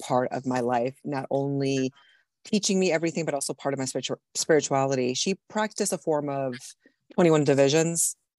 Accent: Puerto Rico; Well, I'm Puerto Rican. I was born and raised in Puerto Rico. So I was raised in the Catholic Church, basically.

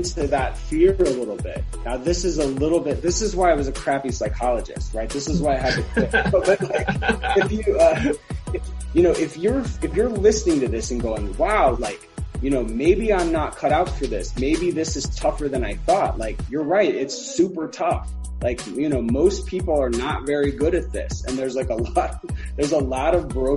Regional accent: Alabama, United States; now in Atlanta, United States; I'm from Alabama originally, even though I live in Atlanta now, and just grew up with sort of a slow pace of life

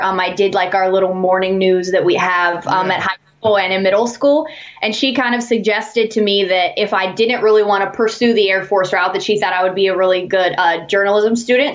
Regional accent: New Manchester, West Virginia, United States; I'm from a little town called New Manchester, uh, West okay. Virginia. It's in Hancock County

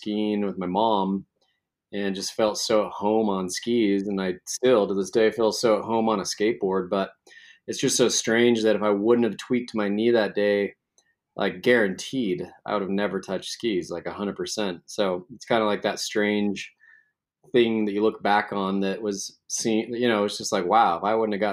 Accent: Salt Lake City, Utah, United States; I was actually born and raised in Salt Lake City, grew up in the Avenues

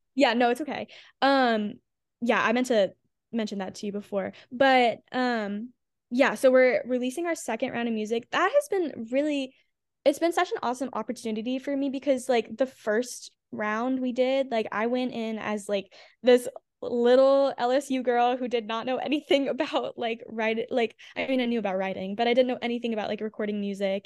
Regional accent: Houma, Louisiana, United States; moved away as an adult; also born or lived in Baton Rouge, Louisiana; now in Nashville, United States; I grew up in Houma, Louisiana

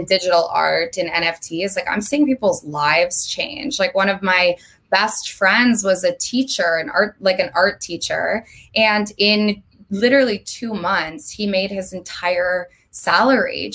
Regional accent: Vermont, United States; moved away as an adult; now in Los Angeles, United States; I'm from Vermont. I don't know if we touched on that, but I lived in Vermont my entire life up until 3 months ago when I moved to LA on April 1st

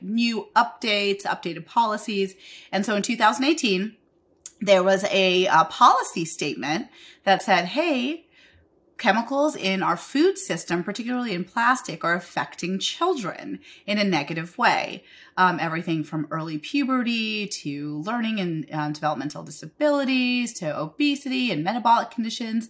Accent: India; moved away; I'm an Indian immigrant

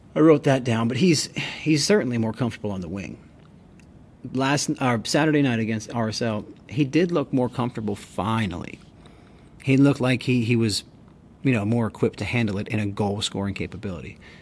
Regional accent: United States; we're American and we do it differently here

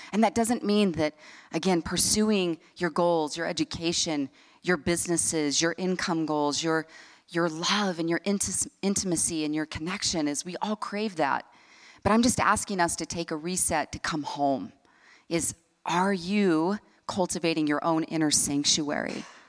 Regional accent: Salt Lake City, Utah, United States; I grew up here in Salt Lake City, Utah

